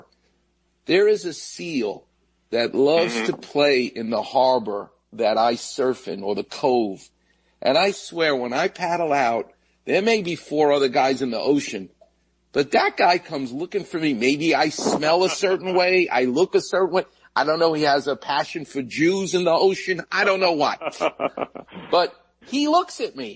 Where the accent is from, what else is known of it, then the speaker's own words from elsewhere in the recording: New York City, New York, United States; I grew up on Jamaica Bay, where the jets and planes would land at JFK, and they literally came over our house